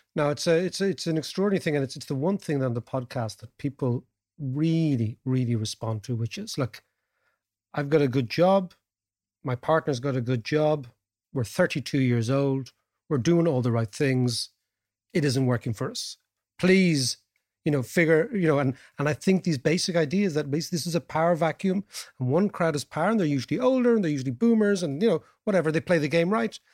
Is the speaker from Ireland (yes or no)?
yes; Dublin, Leinster, Ireland; we're from Dublin